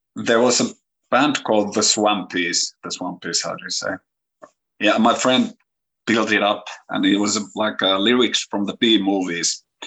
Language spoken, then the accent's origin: English; Kouvola, Kymenlaakso, Finland; English is a second language; my hometown here in Kouvola